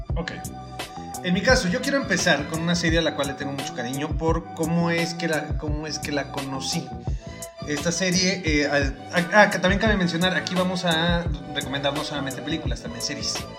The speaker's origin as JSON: {"language": "Spanish", "country": "Mexico", "said": "somos mexicanos"}